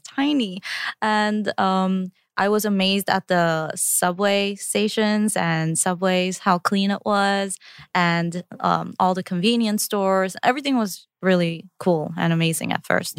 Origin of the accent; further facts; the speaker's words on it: New York, United States; English is a second language; also born or lived in Korea; I started fourth grade in Queens